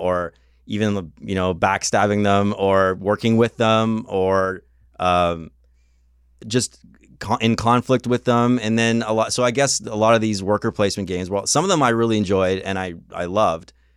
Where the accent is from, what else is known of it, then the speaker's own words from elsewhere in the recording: Canada; I am from Canada land